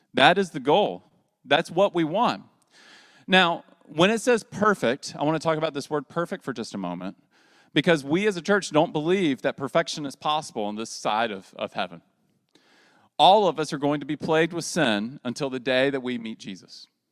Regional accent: the South, United States; as a Southerner

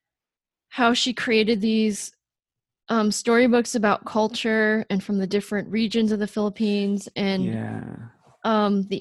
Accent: Rochester, New York, United States; I grew up in Rochester, New York

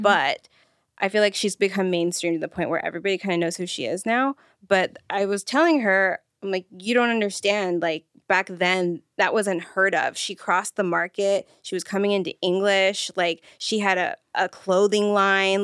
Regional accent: Redlands, California, United States; I went to school in Redlands

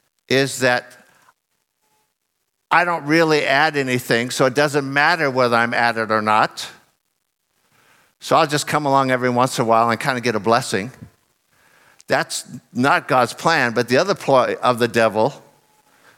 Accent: United States; moved away; I'm from America

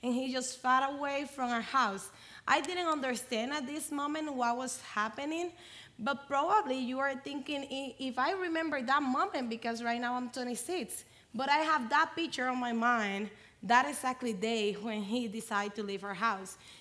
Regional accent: Dominican Republic; I'm from Dominican Republic

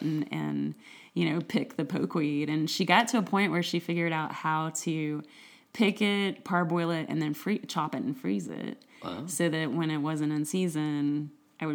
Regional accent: East Tennessee, United States; In East Tennessee, in the foothills of this great Smoky Mountains

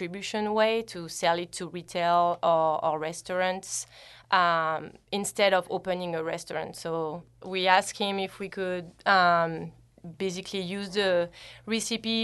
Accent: Reims, Grand Est, France; moved away as an adult; now in United States; So I am from the Champagne region, from Reims, and I moved to the U.S. about 7 years ago

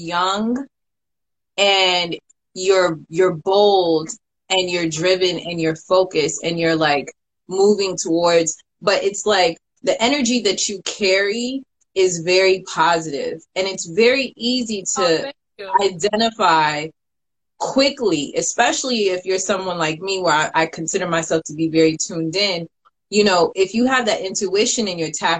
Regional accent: Sierra Leone; as a Sierra Leonean

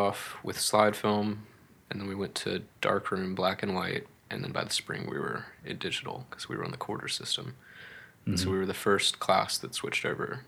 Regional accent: Hampton Roads, Virginia, United States; moved away as an adult; also born or lived in Ohio; the Hampton Roads region where I grew up in Virginia

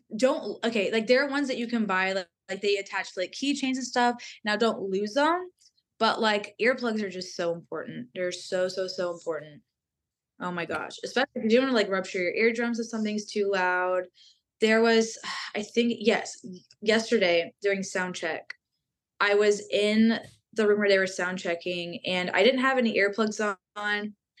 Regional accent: Texas, United States; I'm from Texas

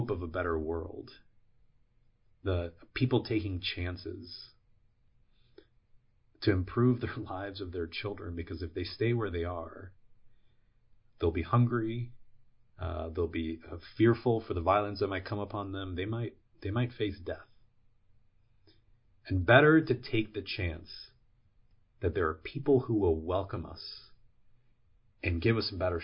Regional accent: Puerto Rico; now in United States; I'm from Puerto Rico, and Puerto Ricans are U.S. citizens since the 1910s. So when we moved from Puerto Rico to the mainland

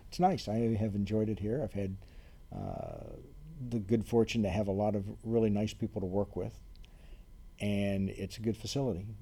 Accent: Ohio, United States; moved away as an adult; also born or lived in Reno, Nevada; now in Lafayette, United States; I grew up in Ohio.

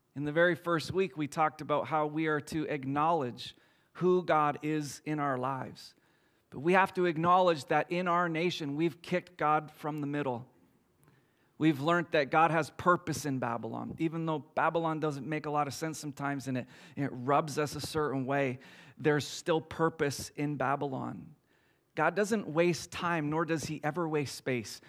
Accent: Canada; me and my friends, we're from Canada

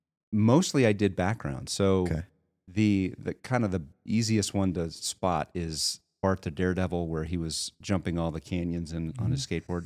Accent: Houston, Texas, United States; also born or lived in Los Angeles, California; now in Spokane, United States; I'm originally from Houston, Texas.

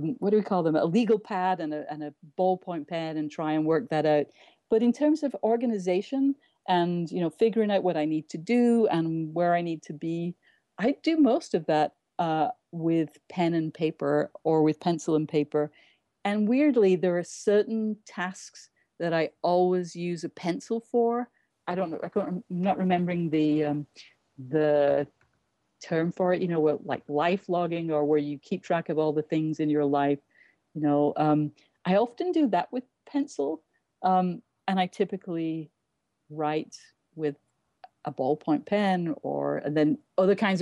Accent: England, United Kingdom; moved away as an adult; now in New York, United States

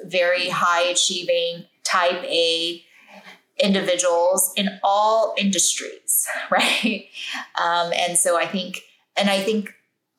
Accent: Taiwan; I grew up in Taiwan.

